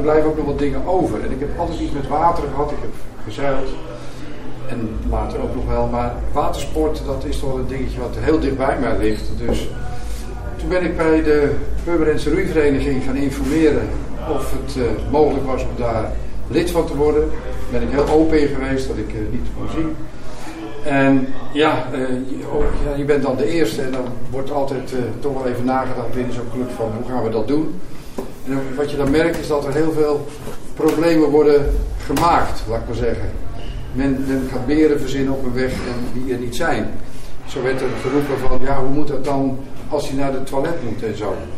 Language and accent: Dutch; Pijnakker, South Holland, Netherlands; moved away; also born or lived in Het Gooi / Amsterdam; Ik ben geboren in Pijnakker, ook in Zuid-Holland. En uh, verhuisd ooit naar het Gooi.